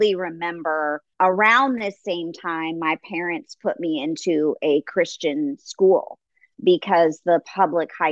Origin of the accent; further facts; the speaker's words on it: Los Angeles, California, United States; I grew up in Los Angeles